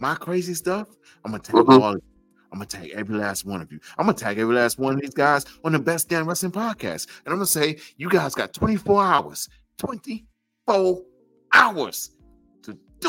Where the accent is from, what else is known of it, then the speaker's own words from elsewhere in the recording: New York City, New York, United States; I'm from Brownsville, Brooklyn, New York